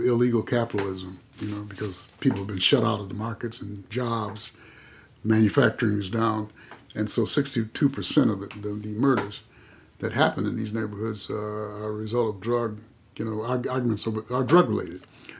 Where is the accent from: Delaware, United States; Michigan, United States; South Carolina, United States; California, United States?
California, United States; El Cerrito; I came from El Cerrito, where, you know, the neighborhoods were safe and the police saw to it that they were safe.